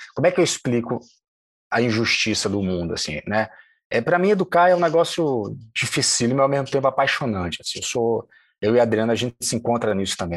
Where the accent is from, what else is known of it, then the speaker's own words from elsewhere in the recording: Salvador, Bahia, Brazil; moved away as an adult; also born or lived in Diamantina, Minas Gerais / Germany; now in Rio de Janeiro, Brazil; Eu nasci em Diamantina, passo três anos na Alemanha, volto para Salvador com quatro e vivi lá até os 25